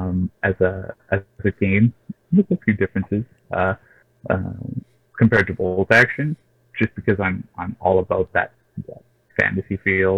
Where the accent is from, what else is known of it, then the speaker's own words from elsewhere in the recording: Canada; we're all Canadian